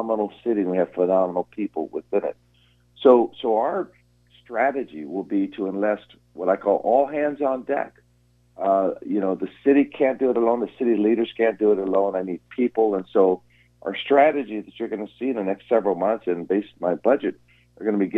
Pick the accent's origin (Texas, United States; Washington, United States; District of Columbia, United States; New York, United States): Washington, United States; Seattle; I was born here in Seattle. I've been here my entire life